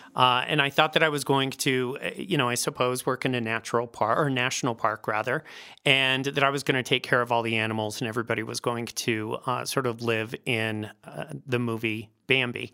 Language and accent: English; Northglenn, Colorado, United States; also born or lived in Philadelphia; I actually, uh, grew up here. I'm, I think I'm the only Denver native in the entire